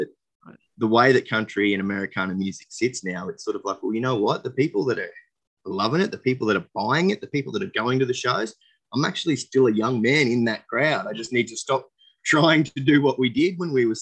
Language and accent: English; Dalby, Queensland, Australia; I grew up in Dolby, which we had about 9,000 people out there.